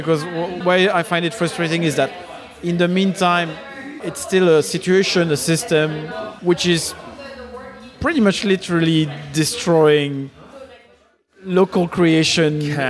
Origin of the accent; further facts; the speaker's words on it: London, United Kingdom; I'm a Londoner.